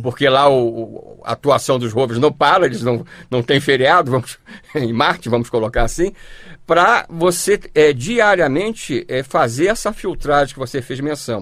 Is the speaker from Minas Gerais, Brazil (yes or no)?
no; Rio de Janeiro, Brazil; nós somos do Rio de Janeiro